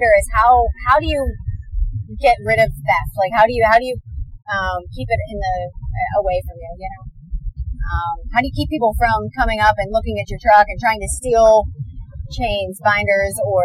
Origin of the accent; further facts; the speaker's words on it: Pennsylvania, United States; I'm a Pennsylvania girl, so I'm from the Northeast